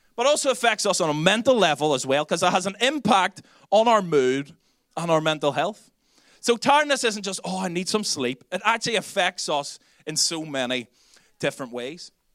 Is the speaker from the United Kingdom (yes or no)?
yes; Belfast, Northern Ireland, United Kingdom; accent: Belfast; now in Dublin, Ireland; my Belfast accent